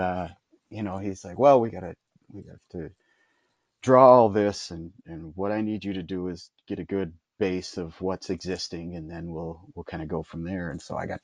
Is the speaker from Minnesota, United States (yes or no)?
yes; Minnesota, United States; now in San Antonio, United States; I am from Minnesota and I speak that language up there